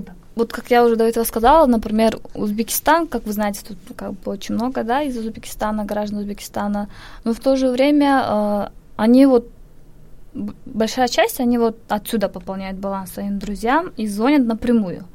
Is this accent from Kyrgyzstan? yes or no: yes; Kyrgyzstan; moved away as an adult; also born or lived in Daejeon, South Korea; now in Seoul, South Korea; Я из Кыргызстана.